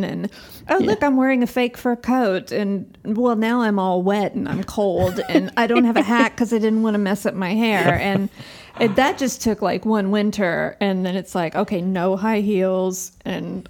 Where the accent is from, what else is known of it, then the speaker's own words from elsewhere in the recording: Texas, United States; now in Sweden; I'm from Texas